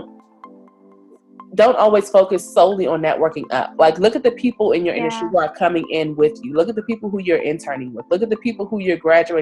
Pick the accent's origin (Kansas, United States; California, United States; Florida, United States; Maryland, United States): Maryland, United States; D.C. area; moved away as an adult; now in New York, United States; I'm originally from the Maryland, D.C. area. Right now, I currently live in New York